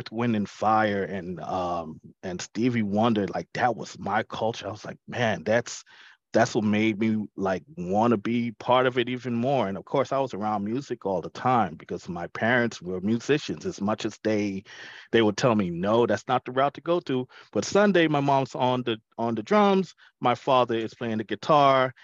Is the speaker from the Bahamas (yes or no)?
yes; Nassau, New Providence, Bahamas; growing up in the Bahamas, when I was in, it's not elementary school, but it's called primary school